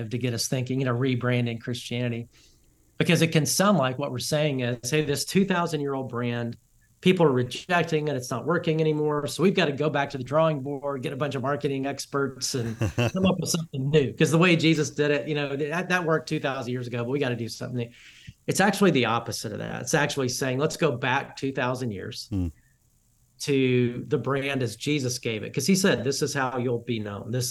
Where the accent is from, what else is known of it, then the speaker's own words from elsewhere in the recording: Alabama, United States; now in Dallas, United States; I'm from the South, I'm from Alabama, and I live in Dallas, pastor in Dallas